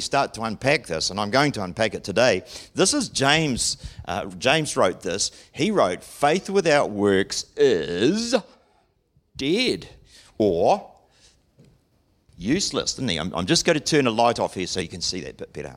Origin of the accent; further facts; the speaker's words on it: Auckland, New Zealand; growing up in Auckland, the City of Sales